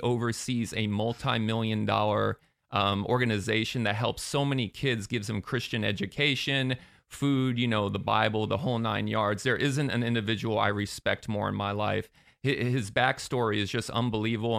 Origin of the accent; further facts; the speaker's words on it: Sarasota, Florida, United States; now in Orlando, United States; I grew up in Sarasota, but I came up to Orlando to attend U C F